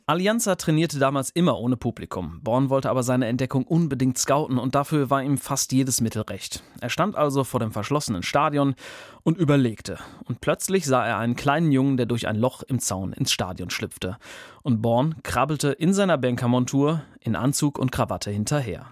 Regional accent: Ruhr area, North Rhine-Westphalia, Germany; now in Bremen, Germany; Ich komme ursprünglich aus dem Ruhrgebiet

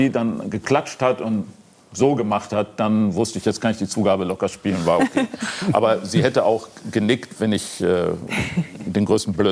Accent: Duisburg, North Rhine-Westphalia, Germany; ich komme aus Duisburg und sie hat in Koblenz in Krankenhäusern gelegen.

